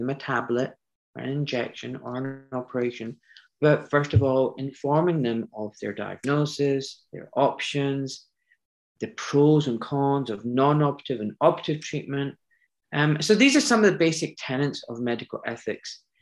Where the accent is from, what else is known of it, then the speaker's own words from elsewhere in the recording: Scotland, United Kingdom; moved away as an adult; also born or lived in Pakistan (parents); now in London, United Kingdom; I was born in Scotland